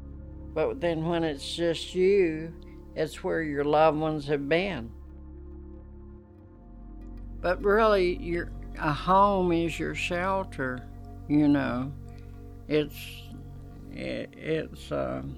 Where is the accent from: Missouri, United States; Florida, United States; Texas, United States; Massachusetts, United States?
Texas, United States; Amarillo; also born or lived in Colorado; I was born in Amarillo, Texas